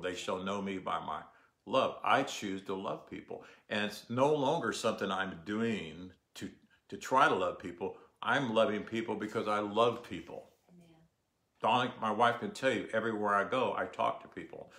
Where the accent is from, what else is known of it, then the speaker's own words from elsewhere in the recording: United States; I'm an American, and I'm proud to be an American